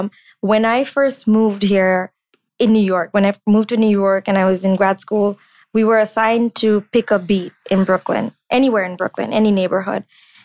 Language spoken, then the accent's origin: English; Bangladesh; It hit me that I'd never interacted with the Jewish community growing up in Bangladesh.